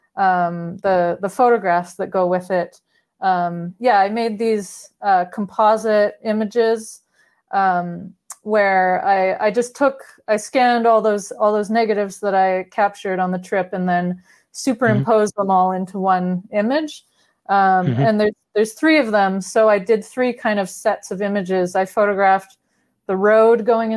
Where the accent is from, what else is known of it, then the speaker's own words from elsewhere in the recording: Vancouver, British Columbia, Canada; at the time I was living in my hometown, which is Vancouver